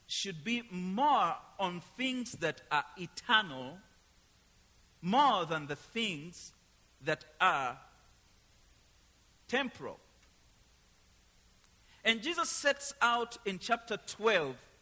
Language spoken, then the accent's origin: English; Uganda; moved away as an adult; I come from Uganda, East Africa